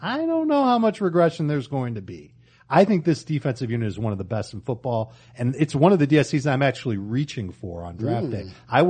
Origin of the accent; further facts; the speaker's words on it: Chicago, Illinois, United States; I grew up in Chicago.